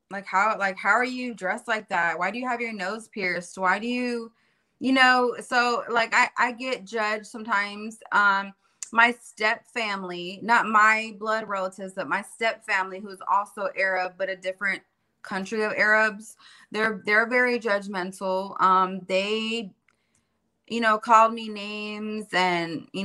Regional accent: California, United States; also born or lived in Florida; I was born and raised in California. And then halfway born and raised in Florida and around the hood and all these different cultures.

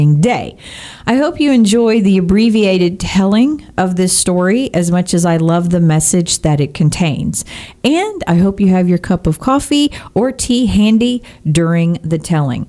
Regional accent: Texas, United States; I am a Texan born and bred.

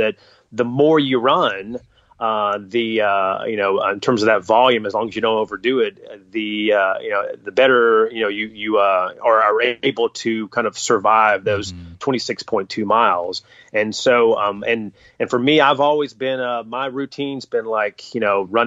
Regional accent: North Carolina, United States; I grew up in North Carolina

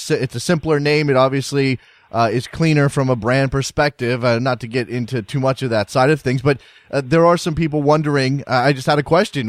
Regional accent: United States; as an American

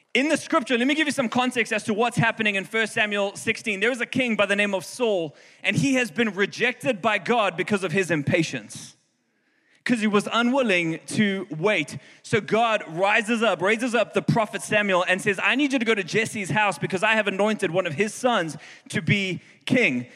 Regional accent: South Africa; now in Houston, United States; I'm from South Africa

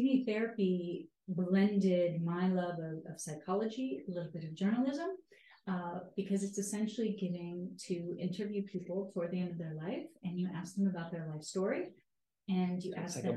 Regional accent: Iowa, United States; moved away; my father was a janitor at a psychiatric hospital when I grew up in Iowa

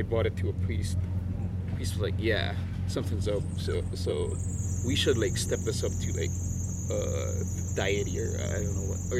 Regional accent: Manila, Metro Manila, Philippines; moved away; I am from Manila, which is the capital. Oh, the capital. Yeah, so, yeah, I grew up most of the... Yeah. Most of my life over there

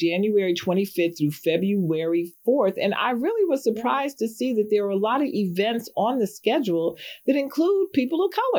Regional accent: New York City, New York, United States; I grew up in New York City. We had snow every year

